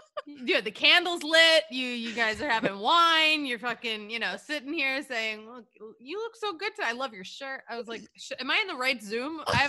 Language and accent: English; Philadelphia, Pennsylvania, United States; moved away; I am a Jew. I am from Philly.